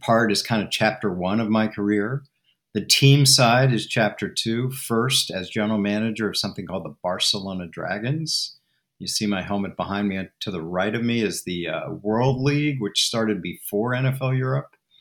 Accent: Washington, District of Columbia, United States; also born or lived in California; I'm from Washington, D.C., back to Georgetown for law school

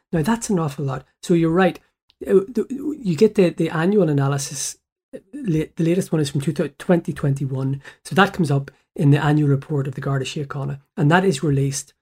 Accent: Belfast, Northern Ireland, United Kingdom; I went to school at the bottom of the New Lodge Road, Pym Street, primary school, and then Saint Malachi's, the secondary school

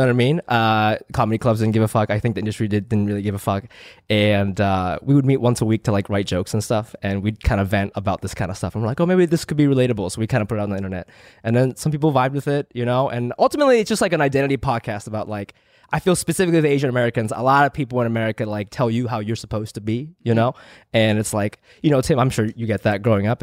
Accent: Chiba, Japan; now in Los Angeles, United States; I was born there

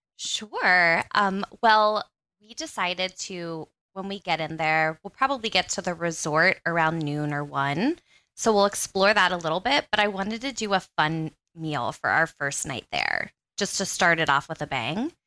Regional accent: Central Pennsylvania, United States; I'm from Central Pennsylvania

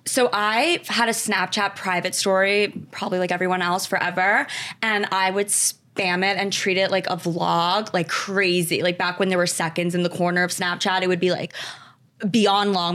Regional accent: Westchester, New York, United States; Grew up in Westchester, New York

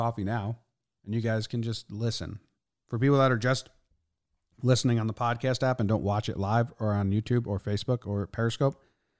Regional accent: Everett, Washington, United States; also born or lived in Seattle / Snohomish; Born in Seattle, raised in Everett and Snohomish, bounced between all three my whole life. Nowhere is my home.

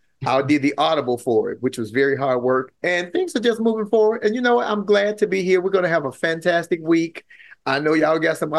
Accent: Chicago, Illinois, United States; moved away; So I'm from Chicago originally

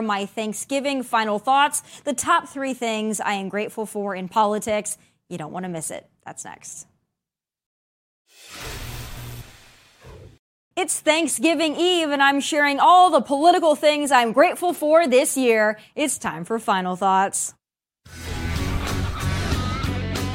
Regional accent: South Dakota, United States; I'm from South Dakota, so I grew up around guns

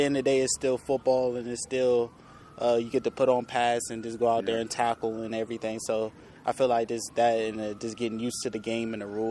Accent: Roanoke, Virginia, United States; moved away as an adult; now in Edmonton, Canada; I came from Roanoke, Virginia.

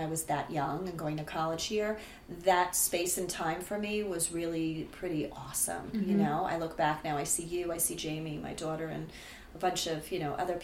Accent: Rockland County, New York, United States; moved away as an adult; now in New Jersey, United States; I grew up outside of the city in Rockland County

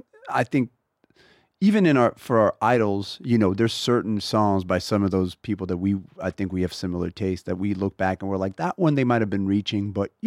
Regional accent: Texas, United States; We want to be the … of funk. I'm from Texas. They're the biggest influence on ….

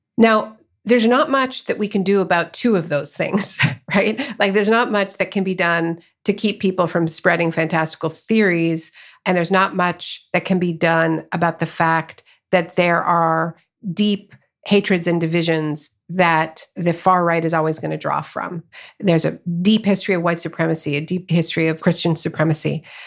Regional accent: Canada; also born or lived in United States; I live in Canada. I was born in Canada, but much of my family is in the U S.

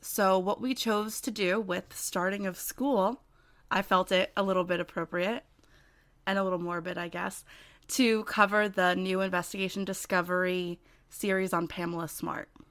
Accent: New Jersey, United States; I'm from New Jersey

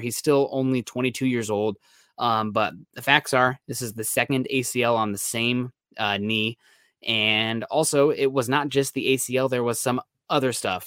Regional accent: Midwest, United States; I'm from the Midwest, so, uh, if it's under twenty-four hours, it's drivable

